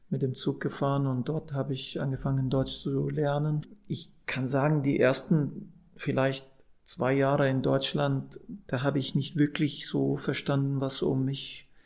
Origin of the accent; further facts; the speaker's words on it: Saudi Arabia; moved away; also born or lived in Amman, Jordan; Ich bin ja ursprünglich Palästinenser, so meine Eltern sind Palästinenser, ich bin in Amman geboren und dann in Saudi-Arabien groß geworden